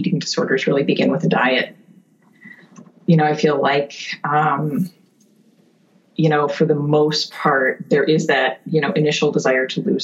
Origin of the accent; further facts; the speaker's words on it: a suburb of Milwaukee, Wisconsin, United States; now in Concord; I grew up in a suburb of Milwaukee, Wisconsin